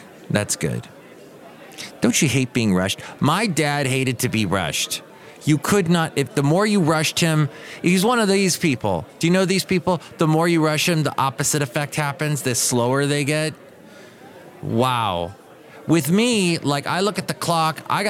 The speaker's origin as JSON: {"language": "English", "region": "Southern California", "country": "United States", "tie": "born or raised there", "lives_now": "San Francisco Bay Area, United States", "said": "Growing up in Southern California"}